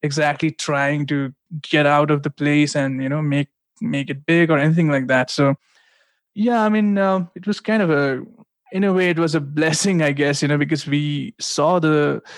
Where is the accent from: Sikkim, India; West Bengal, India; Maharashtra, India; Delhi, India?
Sikkim, India; Gangtok; I'm from this place called Sikkim, and its capital is Gangtok. That's where we grew up